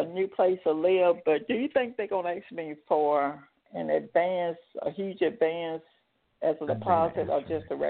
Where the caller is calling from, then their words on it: Tennessee, United States; I'm calling from Tennessee.